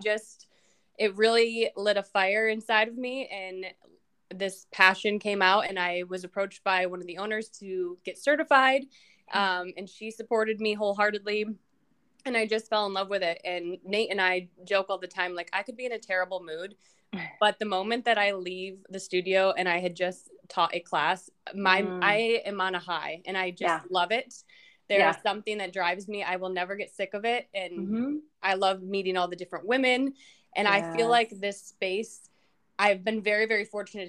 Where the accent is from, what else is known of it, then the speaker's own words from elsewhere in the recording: Western New York, United States; now in Erie, United States; I born and raised in Western New York